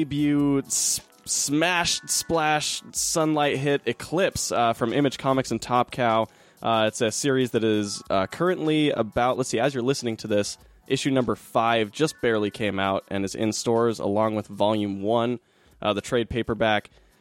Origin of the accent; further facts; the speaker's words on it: Utah, United States; also born or lived in Hollywood, Los Angeles; now in Silver Lake, Los Angeles, United States; I'm from Utah originally, but I lived in Hollywood before Silver Lake.